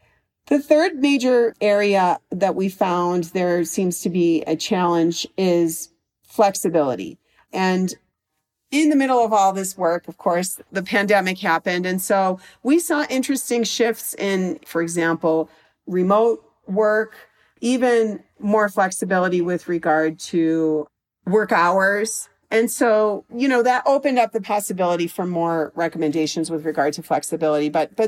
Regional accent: Chicago, Illinois, United States; also born or lived in Washington, D.C.; And I lived in, I'm from Chicago, and then I lived in Washington, D.C. for many years

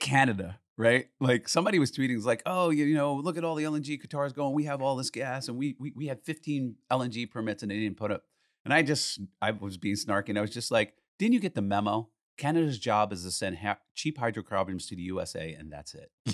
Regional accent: United States; as an American

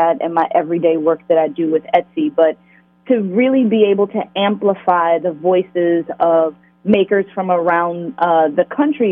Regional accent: Richmond, Virginia, United States; growing up in Virginia

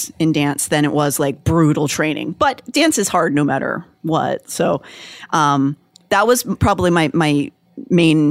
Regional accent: Pittsburgh, Pennsylvania, United States; Pittsburgh is an Appalachian town. I grew up there

